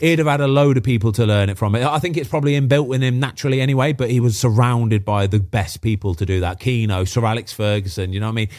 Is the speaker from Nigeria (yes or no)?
no; Midlands, United Kingdom; moved away; I'm from the Midlands